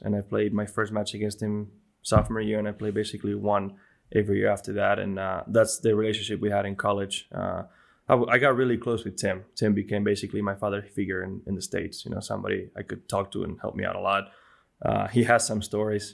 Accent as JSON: {"language": "English", "town": "Bilbao", "region": "Basque Country", "country": "Spain", "tie": "born or raised there", "first_language": "Spanish", "second_language": "English", "moved": "yes", "said": "my hometown in Spain, in Bilbao, in in a church I grew up going with uh, with my grandma."}